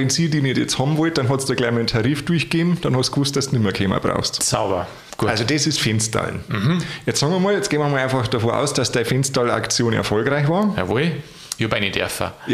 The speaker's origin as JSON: {"language": "German", "region": "Bavaria", "country": "Germany", "said": "also bei mir, da wo ich herkomme, im Chiemgau, ist das ganz Echt? gang und gäbe, ja."}